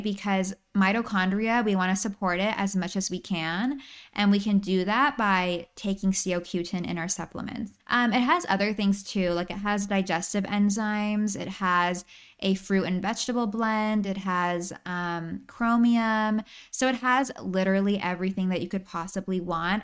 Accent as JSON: {"language": "English", "town": "San Luis Obispo", "region": "California", "country": "United States", "tie": "born or raised there", "said": "My hometown, San Luis Obispo, amazing place for a weekend getaway. You have beaches, you have mountains, you have downtown Slough. I actually grew up there"}